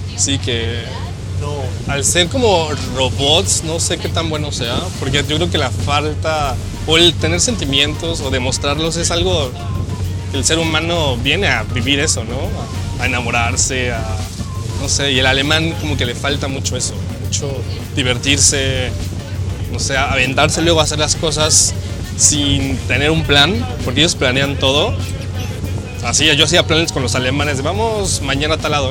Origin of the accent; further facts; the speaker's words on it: Mexico; moved away as an adult; now in Germany; cuando enseñas el pasaporte mexicano, le dices soy de México